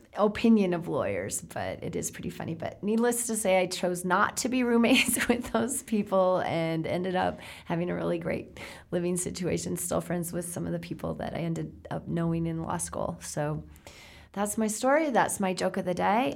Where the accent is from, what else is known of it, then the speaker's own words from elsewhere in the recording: South Dakota, United States; I come from South Dakota. That's farm country.